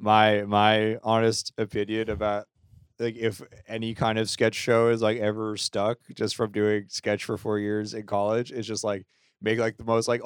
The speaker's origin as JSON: {"language": "English", "region": "Rhode Island", "country": "United States", "also_born_or_lived": "Boston", "moved": "yes", "lives_now": "New York, United States", "said": "I'm from Rhode Island"}